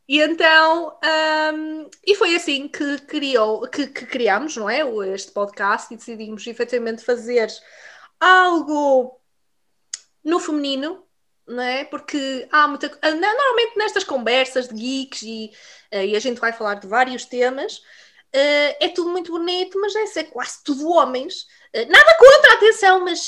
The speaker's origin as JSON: {"language": "Portuguese", "town": "Vila Real", "region": "Norte", "country": "Portugal", "moved": "as an adult", "lives_now": "United Kingdom", "said": "eu sou de Vila Real Uh, mas emigrei para o Reino Unido, para terras de Sua Majestade, uh, já fez nove anos"}